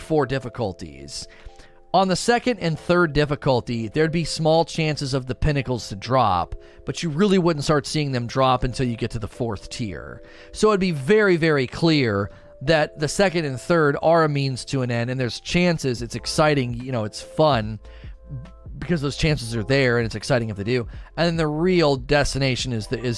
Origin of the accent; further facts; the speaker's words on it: Michigan, United States; also born or lived in Texas; I was born and raised in Michigan, went to Texas for about 4 years, but wanted to move back.